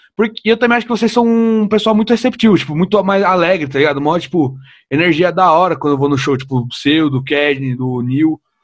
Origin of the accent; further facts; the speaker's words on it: São Paulo, Brazil; Eu sou de São Paulo, eu nunca fiz nada fora de São Paulo.